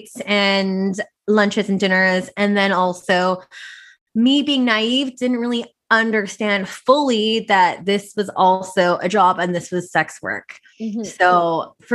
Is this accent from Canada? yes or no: yes; Vancouver, British Columbia, Canada; I'm born and raised in Vancouver, so I'm Filipino Chinese